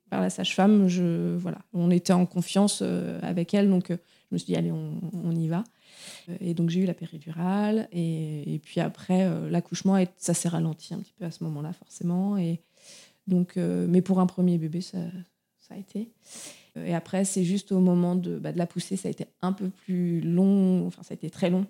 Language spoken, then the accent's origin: French; Touraine, Centre-Val de Loire, France; moved away as an adult; now in Brittany, France; je viens euh, de Touraine, mais j'habite depuis six ans en Bretagne